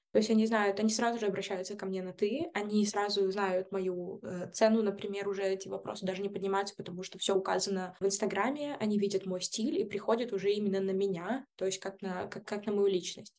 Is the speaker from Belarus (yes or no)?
yes; Belarus; я из Беларуси